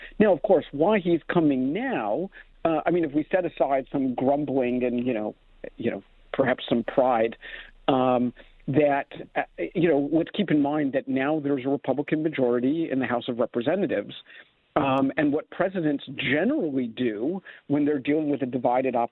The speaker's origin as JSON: {"language": "English", "country": "United States", "moved": "yes", "lives_now": "Toronto, Canada", "said": "I am an American citizen"}